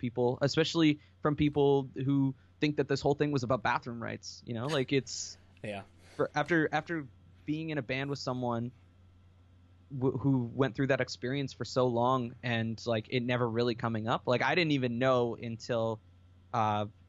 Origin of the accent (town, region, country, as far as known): Canada